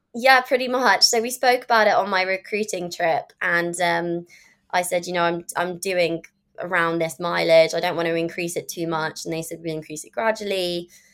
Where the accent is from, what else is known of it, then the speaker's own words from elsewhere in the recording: London, United Kingdom; also born or lived in California; obviously I'm from London